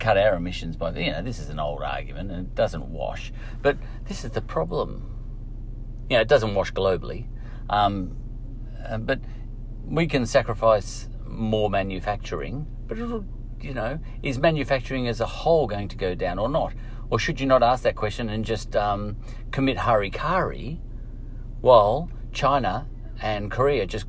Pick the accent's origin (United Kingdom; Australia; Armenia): Australia; We have a tradition, a culture, a history of car manufacturing in Australia that was huge. I was brought up on Ford Holden